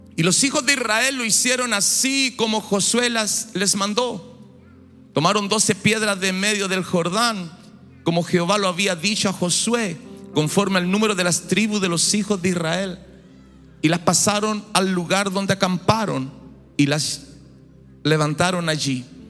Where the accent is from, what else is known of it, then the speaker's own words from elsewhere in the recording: Chile; now in Brazil; yo soy nacido en Chile ya llevo muchos años en Brasil